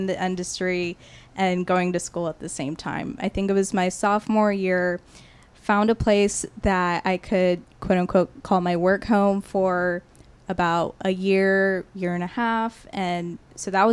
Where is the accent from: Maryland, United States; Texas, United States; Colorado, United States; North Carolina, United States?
Texas, United States; Katy; also born or lived in Houston; growing up in Katy, staying in Houston